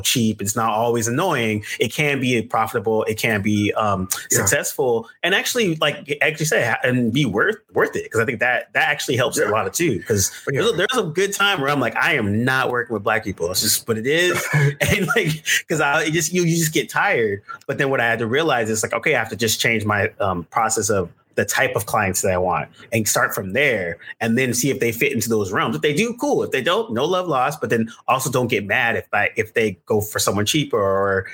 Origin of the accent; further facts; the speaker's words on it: Bay Area, California, United States; moved away as an adult; also born or lived in Brooklyn, New York; I'm from California, Bay Area originally, and so the majority of my classmates and stuff, it's a multicultural.